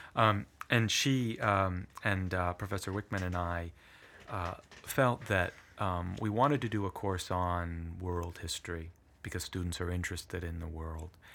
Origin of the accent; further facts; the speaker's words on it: Shaw Island, Washington, United States; first language Italian; English is a second language; also born or lived in Brindisi, Italy; I grew up on Shaw Island, uh, had an, uh, population of about a hundred and eighty people